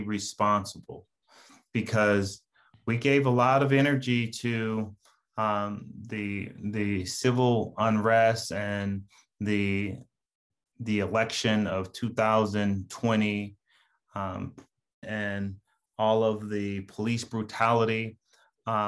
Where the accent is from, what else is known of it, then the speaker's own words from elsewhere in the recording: Los Angeles, California, United States; I grew up in Pacoima. I grew up in that 818, right? I went to a San Fernando High